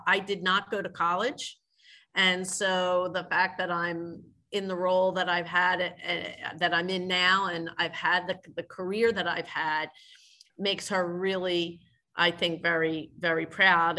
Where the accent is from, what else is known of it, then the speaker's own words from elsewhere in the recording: Philadelphia, Pennsylvania, United States; also born or lived in Orlando, Florida; I grew up in Philadelphia in the city